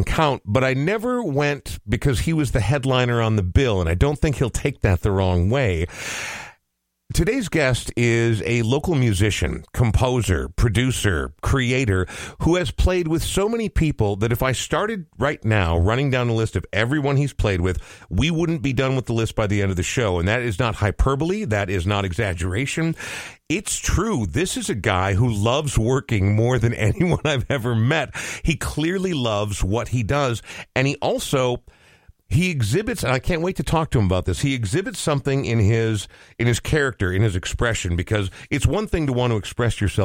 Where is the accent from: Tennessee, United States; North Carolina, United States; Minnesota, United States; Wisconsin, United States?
Minnesota, United States; Coon Rapids; I was a young man, and I was growing up in Coon Rapids